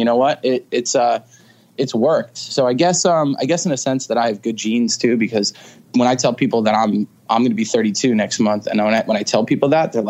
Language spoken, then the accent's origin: English; Stony Brook, New York, United States; I was born in Stony Brook. It's in Suffolk County on Long Island. And, you know, I'm born and raised in Long Island.